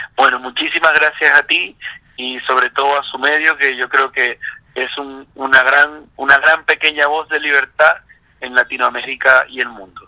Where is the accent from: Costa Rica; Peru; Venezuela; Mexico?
Venezuela; Zulia; also born or lived in Colombia; now in Chile; zuliano, con familia colombiana, como es mi caso